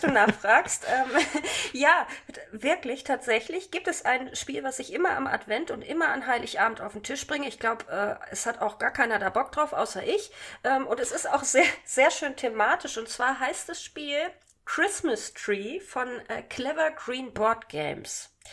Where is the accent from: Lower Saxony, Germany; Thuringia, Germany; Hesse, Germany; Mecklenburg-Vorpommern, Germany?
Lower Saxony, Germany; Hanover; Doch, ich komme aus Hannover, aber meine Familie ist von mir weggezogen